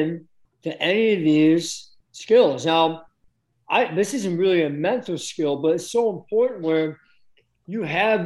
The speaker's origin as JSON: {"language": "English", "town": "Chicago", "region": "Illinois", "country": "United States", "said": "I'm from Chicago, right? Oh, I know all the streets"}